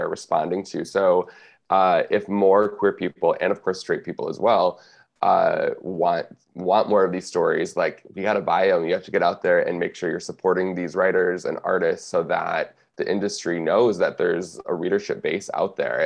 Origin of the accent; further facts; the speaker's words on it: Michigan, United States; growing up in Michigan